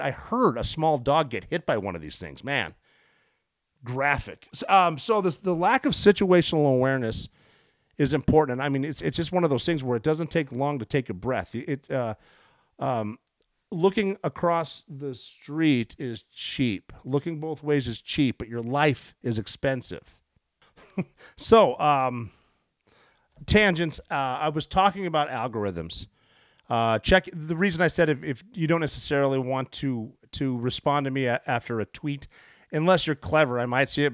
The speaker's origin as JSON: {"language": "English", "country": "United States", "said": "I'm an American"}